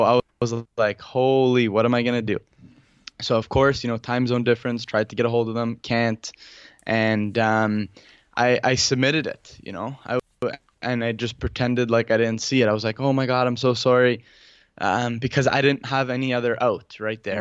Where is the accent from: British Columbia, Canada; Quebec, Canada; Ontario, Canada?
Ontario, Canada; Toronto; I'm from Toronto